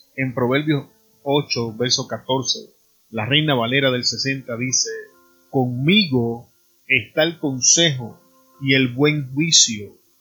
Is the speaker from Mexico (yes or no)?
no; Puerto Rico; En mi país, Puerto Rico